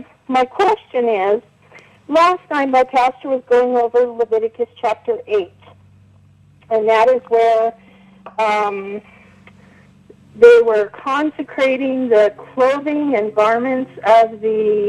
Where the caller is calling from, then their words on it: Reno, Nevada, United States; I'm calling from Reno, Nevada.